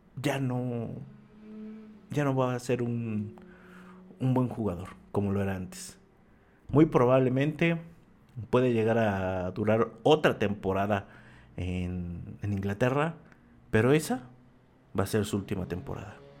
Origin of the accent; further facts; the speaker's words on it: Mexico; como mexicanos